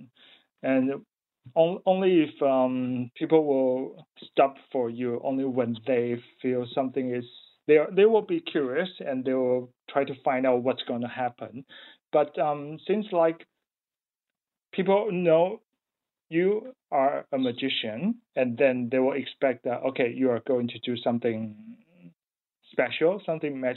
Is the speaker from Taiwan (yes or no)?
yes; Taiwan; moved away as an adult; now in Melbourne, Australia; I come from Taiwan